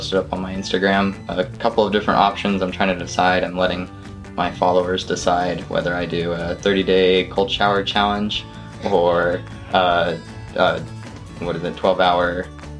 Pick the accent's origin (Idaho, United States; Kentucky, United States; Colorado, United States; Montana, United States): Montana, United States; I'm from Montana.